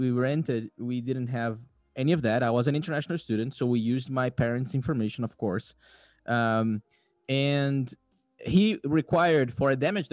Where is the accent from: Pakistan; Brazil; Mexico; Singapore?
Brazil; moved away; I'm from Brazil